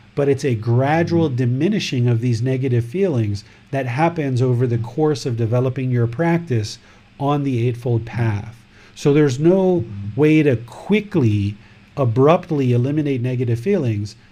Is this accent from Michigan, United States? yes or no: no; Washington, District of Columbia, United States; now in Thailand; Originally, this body was born in America, in Washington, D.C., but now I live in Thailand